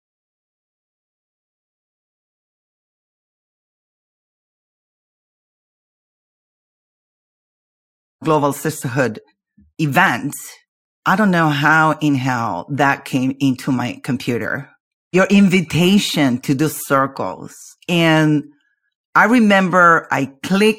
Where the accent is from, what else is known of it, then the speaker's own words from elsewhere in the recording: Argentina; I'm from Argentina.